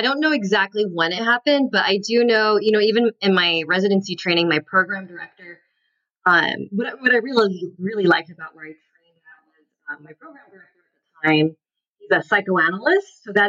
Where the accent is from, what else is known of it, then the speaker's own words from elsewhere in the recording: North Carolina, United States; born there; So, I was born in North Carolina.